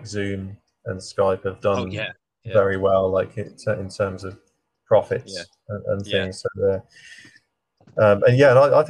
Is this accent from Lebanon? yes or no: no; Birmingham, West Midlands, United Kingdom; now in Dorset, United Kingdom; I'm from Birmingham